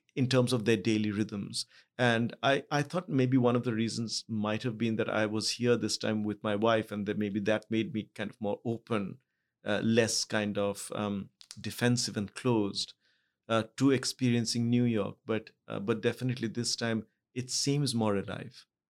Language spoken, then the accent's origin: English; Mumbai, Maharashtra, India; also born or lived in Kolkata; I was born in Calcutta, but I grew up in Bombay.